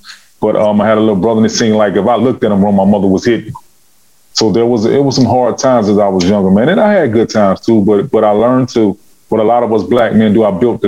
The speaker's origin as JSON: {"language": "English", "town": "Chicago", "region": "Illinois", "country": "United States", "tie": "born or raised there", "said": "I was born in Chicago, Illinois, in the times of, I can't say in the times, games still popping right now, but I was born in Chicago, Illinois. I lived with my mother."}